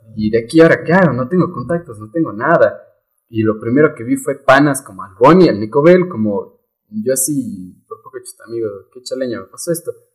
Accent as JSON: {"language": "Spanish", "country": "Ecuador", "said": "como ecuatorianos"}